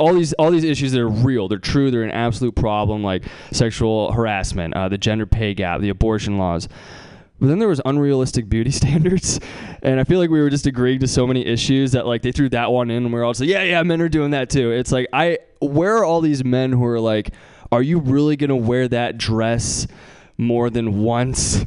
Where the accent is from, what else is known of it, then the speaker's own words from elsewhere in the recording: Bay Area, California, United States; I'm from the Bay Area